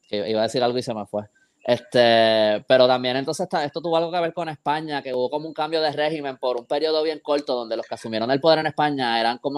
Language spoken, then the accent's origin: Spanish; Puerto Rico; born there; esta isla que yo quiero tanto, donde yo nací y todo esto, y está practicando esto contra otros puertorriqueños